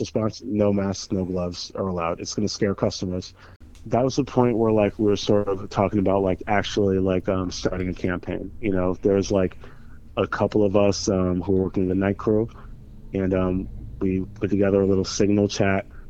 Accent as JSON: {"language": "English", "town": "Springfield", "region": "Massachusetts", "country": "United States", "tie": "born or raised there", "said": "I grew up in Springfield, Mass"}